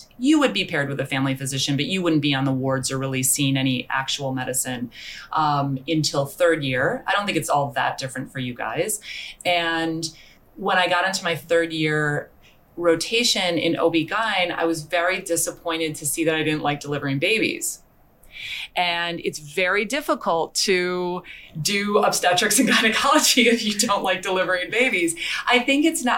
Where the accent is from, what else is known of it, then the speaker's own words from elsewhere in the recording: United States; moved away as an adult; also born or lived in San Francisco; now in Vancouver, Canada; I'm from the United States